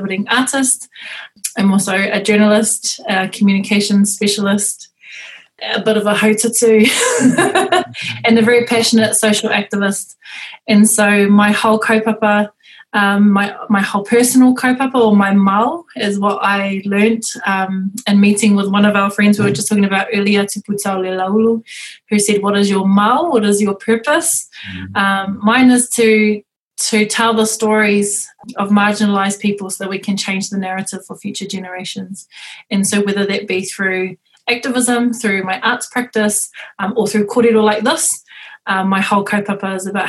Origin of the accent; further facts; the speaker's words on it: Auckland, New Zealand; I was born and raised in South Auckland in Ihu Mātou